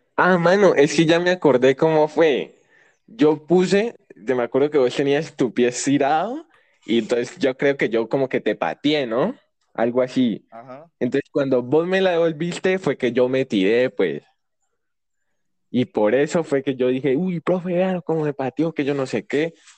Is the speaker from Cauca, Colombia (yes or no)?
yes; Popayán, Cauca, Colombia; also born or lived in Puerto Tejada; yo eh, nací en Popayán y pues vivo acá actualmente